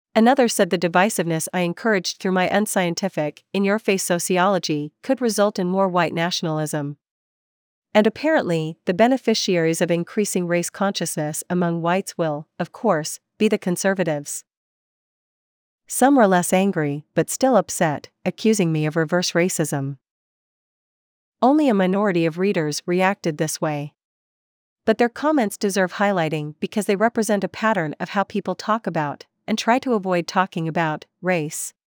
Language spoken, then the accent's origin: English; Vancouver, British Columbia, Canada; my home, Vancouver.